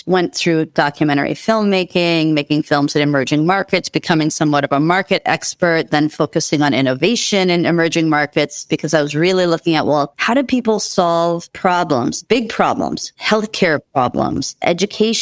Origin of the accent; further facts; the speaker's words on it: Minneapolis, Minnesota, United States; I grew up in the Twin Cities, Minneapolis, Minnesota in the U.S.